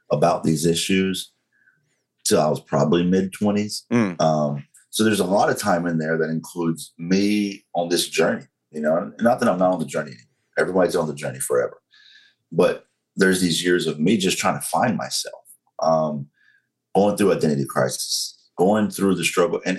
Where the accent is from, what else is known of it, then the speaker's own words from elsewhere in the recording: the Bible Belt, United States; I was openly against gay marriage because I was raised in you know the Bible Belt. I was raised in Pentecostal sure. church.